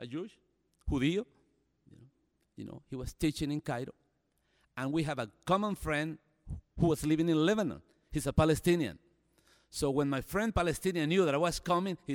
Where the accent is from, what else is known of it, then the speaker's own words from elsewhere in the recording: El Salvador; moved away as an adult; now in United States; As a Salvadorian, it's a violence. There's a lot of violence in my country now. In my hometown, 5,000 people